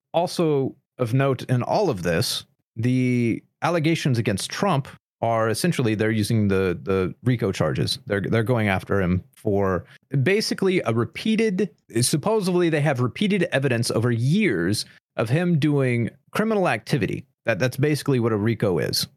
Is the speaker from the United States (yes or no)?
yes; United States; I am irredeemably American